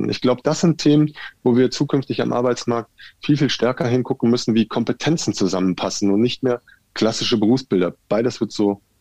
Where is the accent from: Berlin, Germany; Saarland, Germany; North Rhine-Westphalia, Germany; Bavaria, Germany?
North Rhine-Westphalia, Germany; now in Nuremberg, Germany; Und ich komme ja aus äh, aus dem Ruhrgebiet und bin nach Nürnberg gekommen.